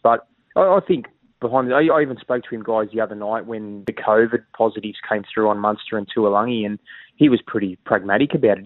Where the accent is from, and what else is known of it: Sydney, New South Wales, Australia; born or raised there; moved away as an adult; now in Queensland, Australia